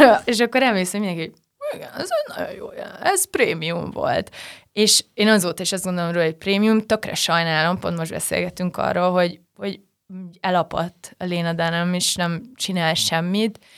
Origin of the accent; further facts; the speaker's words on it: Nyíregyháza, Szabolcs-Szatmár-Bereg, Hungary; moved away; nyíregyházán születtem